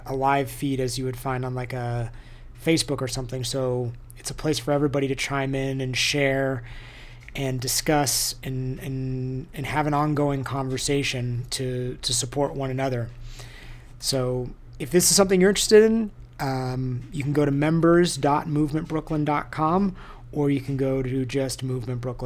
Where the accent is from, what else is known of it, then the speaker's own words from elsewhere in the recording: United States; also born or lived in Southern California / New York; now in Boulder, United States; I grew up in Lake Tahoe.